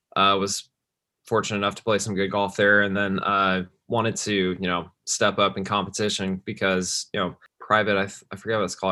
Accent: Plano, Texas, United States; I grew up in West Plano, uh, just north of Dallas

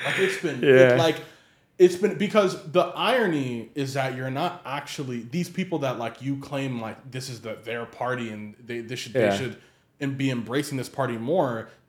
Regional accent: Baltimore, Maryland, United States

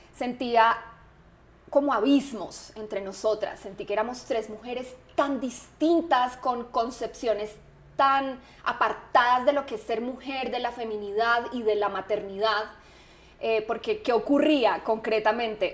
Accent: Manizales, Caldas, Colombia; yo nací en Manizales, también una ciudad muy diferente a Bogotá

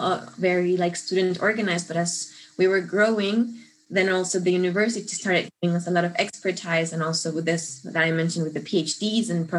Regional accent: Mexico; moved away as an adult; now in Munich, Germany; I'm originally from Mexico

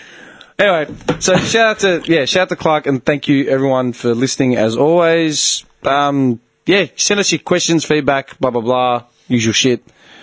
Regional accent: Melbourne, Victoria, Australia; I was born in Carlton

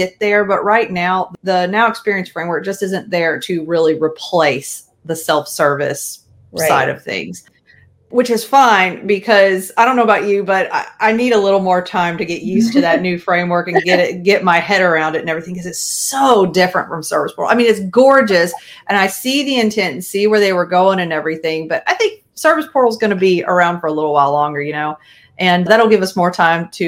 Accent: Raleigh, North Carolina, United States; I'm originally from the Raleigh area, North Carolina

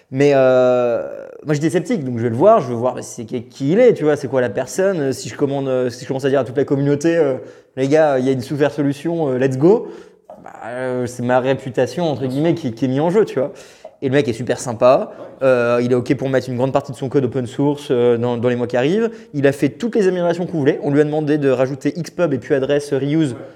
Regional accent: France; personnellement, je suis français de base

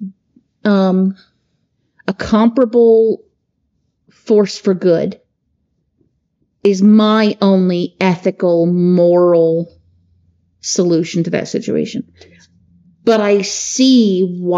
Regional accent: United States

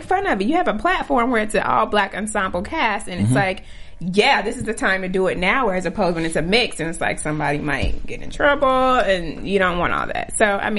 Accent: the South, United States; I grew up in the South.

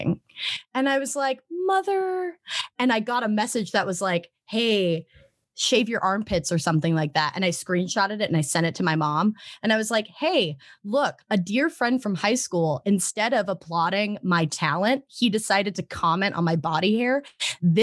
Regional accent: Arizona, United States; moved away; also born or lived in Las Vegas, Nevada; I grew up in Arizona, which is pretty red

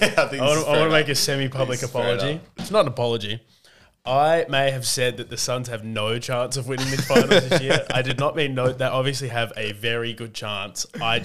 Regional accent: Australia; I guess I kind of am a random Aussie bloke

